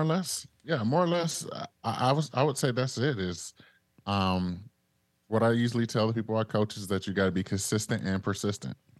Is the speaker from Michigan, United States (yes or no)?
yes; Detroit, Michigan, United States; moved away; I'm originally from Detroit.